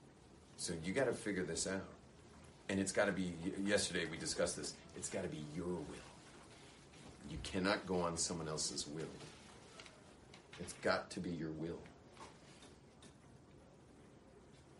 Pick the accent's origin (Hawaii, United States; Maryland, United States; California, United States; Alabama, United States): California, United States; moved away; I was obviously born in California, but what am I still doing being so Californian?